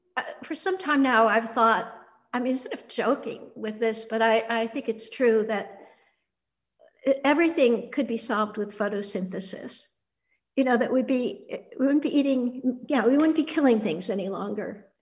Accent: Annandale-on-Hudson, New York, United States; I grew up on Bard College campus, this very small, wonderful, intimate place then, it's still wonderful, but we were an intimate community. It was very tribal, um, very close to the woods along the Hudson River

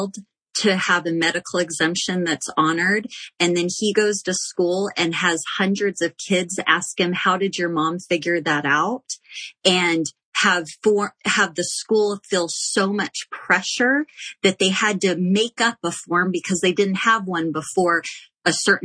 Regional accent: Texas, United States; moved away as an adult; now in Utah, United States; I'm from Texas originally. And I came to Utah to go to college

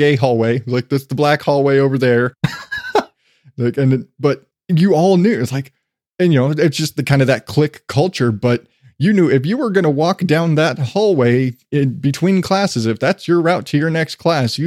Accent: Phoenix, Arizona, United States; also born or lived in Morenci, Arizona; when I was a kid, I lived in Phoenix, but I was born in Morenci

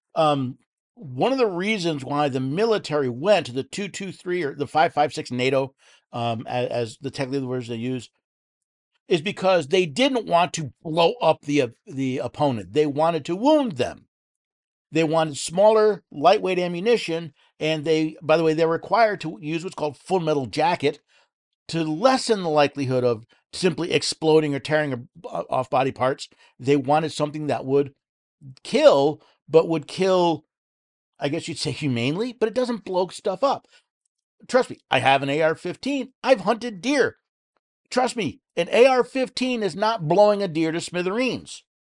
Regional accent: New York, United States; moved away; I was born and raised in New York

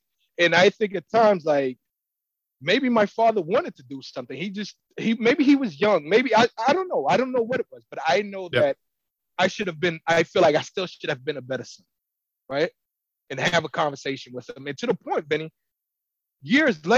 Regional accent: Haiti; we grew up poor in Haiti

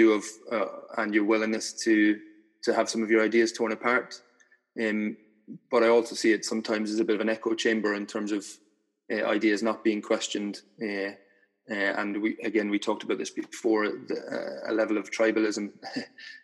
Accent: Ireland; moved away; I grew up in Ireland in a fairly conservative Catholic society

